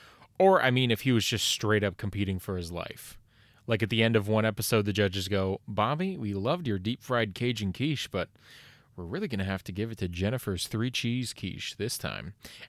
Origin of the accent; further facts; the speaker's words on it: Canada; Now, you may be under the impression that as a Canadian, I know all about hockey.